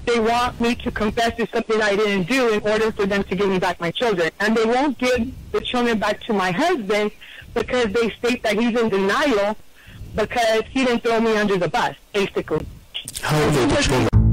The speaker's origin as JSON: {"language": "English", "region": "Northern California", "country": "United States", "said": "I'm from California, from Northern California"}